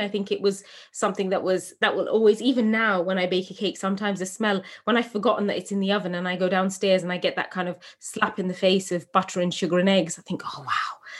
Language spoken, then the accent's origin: English; England, United Kingdom; born or raised there